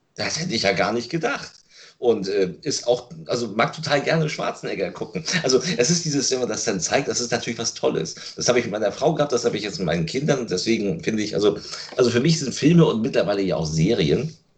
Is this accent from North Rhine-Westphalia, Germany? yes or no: no; Lübeck, Schleswig-Holstein, Germany; um 81 hat auch die erste Videothek in Lübeck erst aufgemacht, wo ich herkomme, wo ich geboren bin und wahrscheinlich auch sterben werde. Also ich habe die Stadt ja nie verlassen